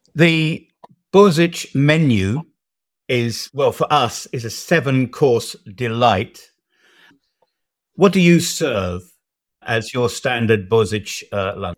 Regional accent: United Kingdom; moved away as an adult; now in Serbia; being a Brit

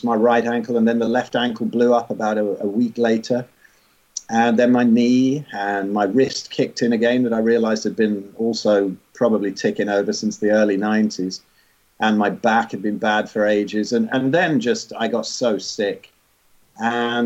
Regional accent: England, United Kingdom; I was born in 62 in England and ended up here up north

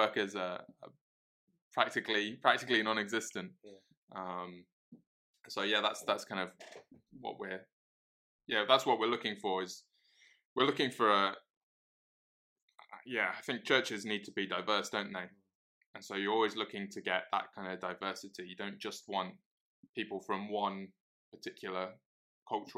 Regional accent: Cheltenham, South West England, United Kingdom; now in Middlesbrough, United Kingdom; I'm originally from Cheltenham. That's where I grew up.

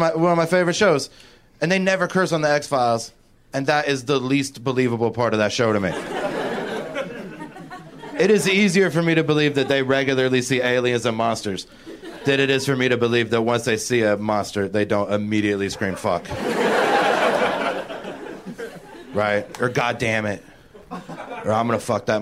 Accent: Cincinnati, Ohio, United States; moved away as an adult; now in Los Angeles, United States; I just moved here like 2 months ago from Cincinnati, Ohio

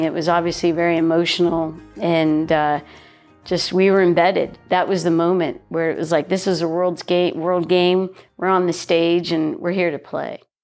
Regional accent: Florida, United States; I grew up in Florida.

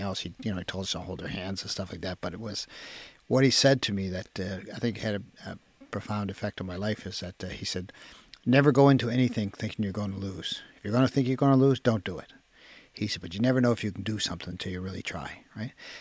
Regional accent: Halifax, Nova Scotia, Canada; I remember my first memories of Fairview were fighting

